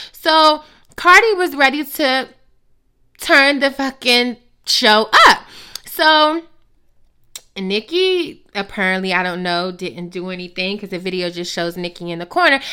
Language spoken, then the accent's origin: English; United States; as the American people